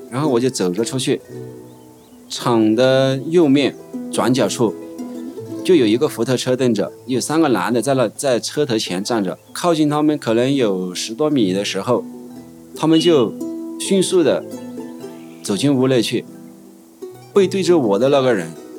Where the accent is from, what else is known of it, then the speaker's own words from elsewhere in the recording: China; 我妈妈在街上做生意，然后我爸爸就是我们城坝镇粮管所的一个包工头